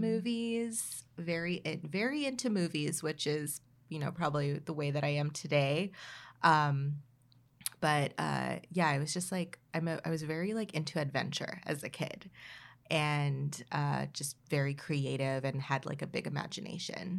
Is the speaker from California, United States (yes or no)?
yes; Oxnard, California, United States; I was, like, a kid growing up in Oxnard